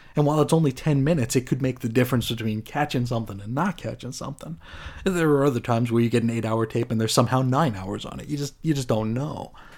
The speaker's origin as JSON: {"language": "English", "region": "New York", "country": "United States", "tie": "born or raised there", "said": "I grew up in New York"}